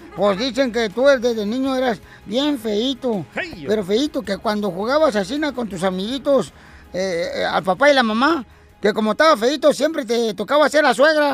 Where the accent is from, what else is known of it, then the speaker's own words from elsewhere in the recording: Guasave, Sinaloa, Mexico; yo soy de Wasabi, Sinaloa